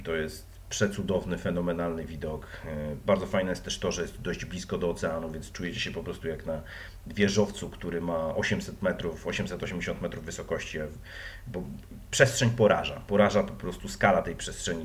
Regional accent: Wrocław, Lower Silesian Voivodeship, Poland; Jestem z Wrocławia

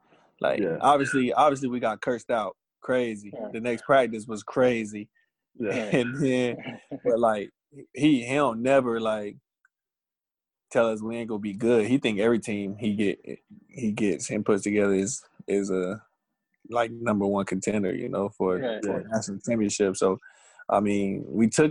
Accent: Raleigh, North Carolina, United States; moved away as an adult; I'm from Raleigh

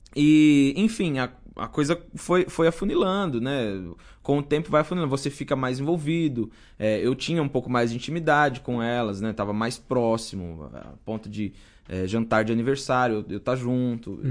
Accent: São Bernardo do Campo, São Paulo, Brazil; Uma das melhores escolas da, lá da minha cidade, lá de São Bernardo.

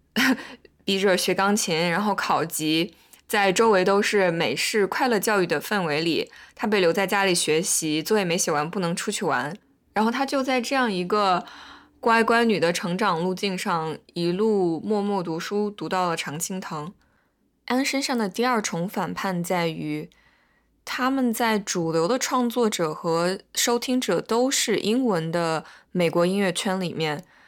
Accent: China; moved away as an adult; now in United States; 我作为一个中国人，然后在美国生活了七年左右

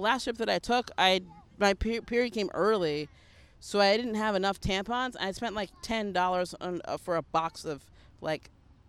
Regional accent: United States; I'm also American

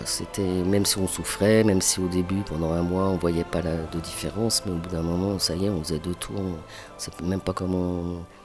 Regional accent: Pantin, Île-de-France, France; accent: Parisian; je suis né à Pantin

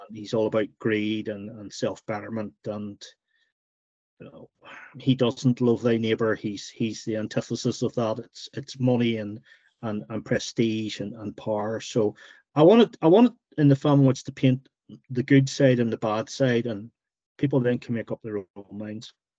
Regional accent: Northern Ireland, United Kingdom; Growing up in Northern Ireland during the during the Troubles

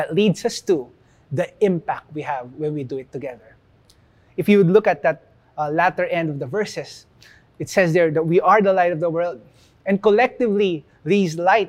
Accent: Philippines; we are placed here as Filipinos. And being Filipino is part of who we are

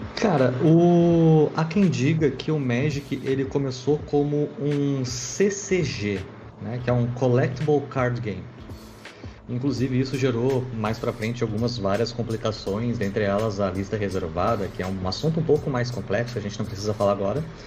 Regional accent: Porto Alegre, Rio Grande do Sul, Brazil; Eu, sou nascido e criado em Porto Alegre

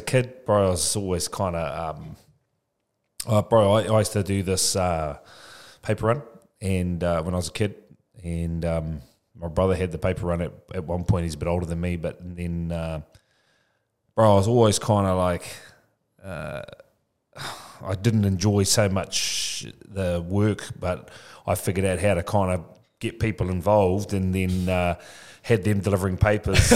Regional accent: Tokoroa, Waikato, New Zealand; now in Papamoa, New Zealand; I'm from Tokoroa, born and bred Tokoroa

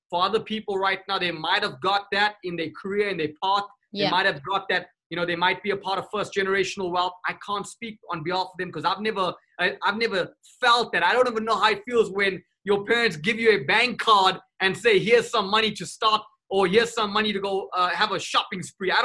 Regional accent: South Africa; I come from South Africa, 1994, the year that I was born.

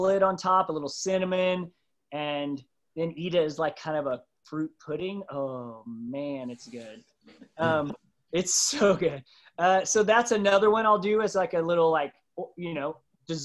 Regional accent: Midwest, United States; I grew up on Doritos and Captain Crunch and in the Midwest

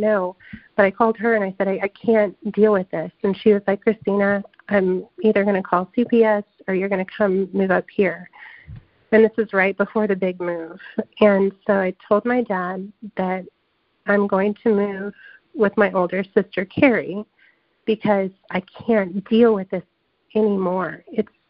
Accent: California, United States; I grew up in California, and it's very different than the South

